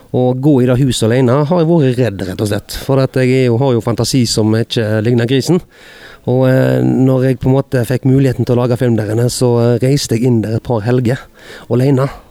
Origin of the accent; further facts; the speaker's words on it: Hordaland, Vestland, Norway; bygdehuset hjemme i Hordaland